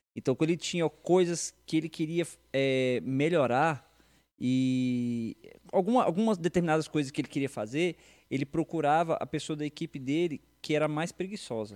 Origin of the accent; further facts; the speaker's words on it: Brasília, Federal District, Brazil; Sou brasiliense